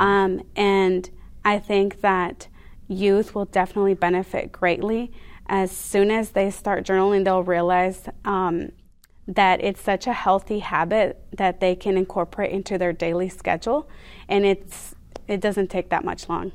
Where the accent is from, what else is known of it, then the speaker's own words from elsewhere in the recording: San Diego, California, United States; also born or lived in Mexico; was raised in San Diego most of my life